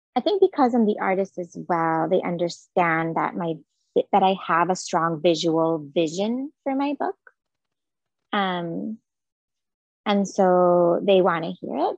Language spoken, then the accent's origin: English; Jerusalem, Jerusalem District, Israel; moved away as an adult; now in United States; I am originally from Jerusalem in Israel, so I grew up there. And I moved to the States for um, grad school with my husband.